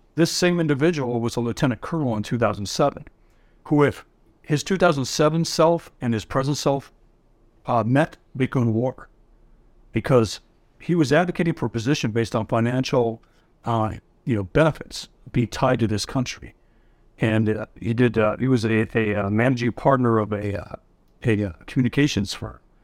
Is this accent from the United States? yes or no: yes; El Paso, Texas, United States; also born or lived in West Point, New York; now in Washington, D.C., United States; born in New York at West Point Military Academy with two medics. Uh, grew up in, in El Paso, Texas. Moved to D.C.